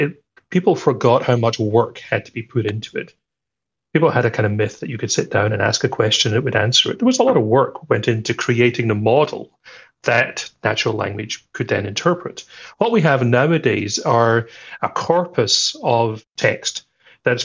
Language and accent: English; Scotland, United Kingdom; I'm Scottish.